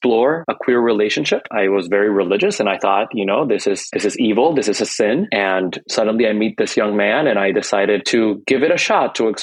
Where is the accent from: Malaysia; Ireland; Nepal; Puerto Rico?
Puerto Rico; moved away as an adult; also born or lived in Dayton, Ohio / Hawaii / San Francisco; now in Northern California, United States; I grew up in Puerto Rico